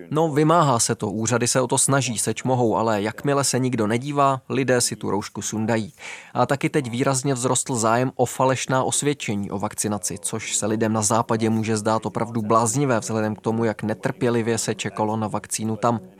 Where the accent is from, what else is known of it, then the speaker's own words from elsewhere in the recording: Netherlands; now in Russia; v Holandsku, odkud pocházím